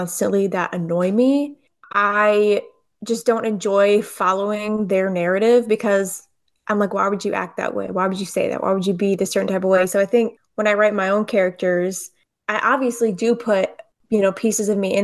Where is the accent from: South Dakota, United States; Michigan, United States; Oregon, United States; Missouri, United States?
Michigan, United States; now in the South, United States; since I've left Michigan.